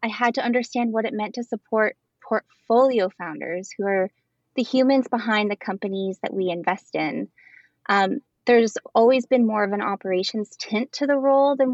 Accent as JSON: {"language": "English", "region": "Midwest", "country": "United States", "said": "I'm from the Midwest"}